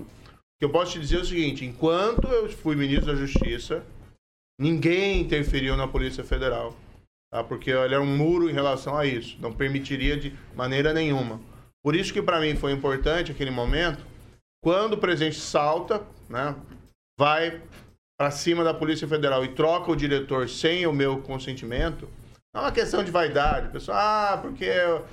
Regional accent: Maringá, Paraná, Brazil; aqui é minha terra. Eu nasci, cresci, construí família

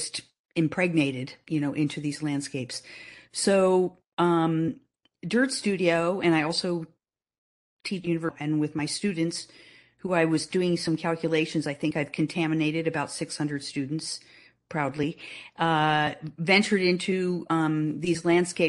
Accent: New Jersey, United States; growing up in New Jersey

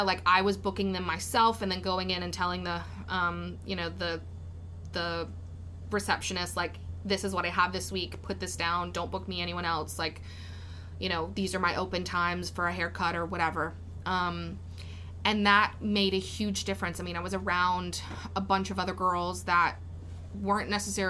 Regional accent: Denham Springs, Louisiana, United States; I'm so from Denham Springs.

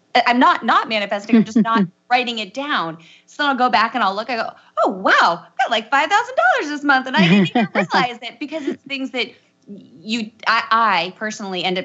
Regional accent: Matanuska Valley, Alaska, United States; moved away as an adult; also born or lived in Oregon; I grew up in this valley called the Matanuska Valley.

